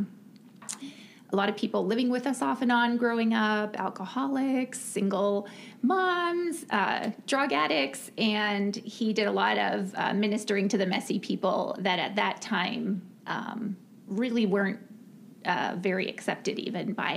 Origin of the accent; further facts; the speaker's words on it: Ontario, Canada; moved away as an adult; now in United States; I grew up in Ontario, Canada